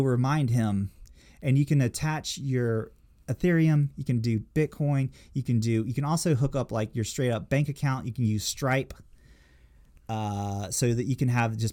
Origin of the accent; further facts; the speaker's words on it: New Orleans, Louisiana, United States; I was born in New Orleans